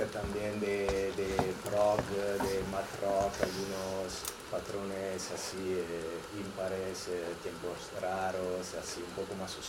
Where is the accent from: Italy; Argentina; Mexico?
Italy; Verona, Veneto; Spanish is a second language; moved away as an adult; now in Barcelona, Spain; eh, vengo de Italia y llevo unos 14 años aquí.